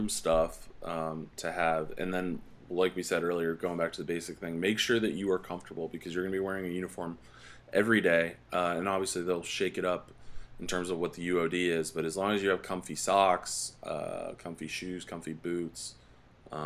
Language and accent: English; East Coast, United States; now in Colorado Springs, United States; I'm from the East Coast